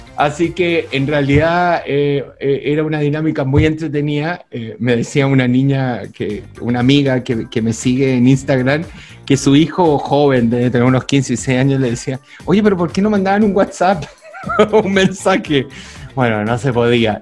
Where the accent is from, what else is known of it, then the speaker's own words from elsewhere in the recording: Santiago, Santiago Metropolitan Region, Chile; en todas las poblas donde yo me crié, por lo menos en San Miguel, en Panificador y Molinero